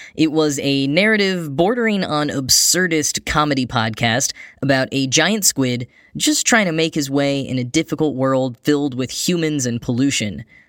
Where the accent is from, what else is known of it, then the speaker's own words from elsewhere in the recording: Texas, United States; moved away; I grew up in Texas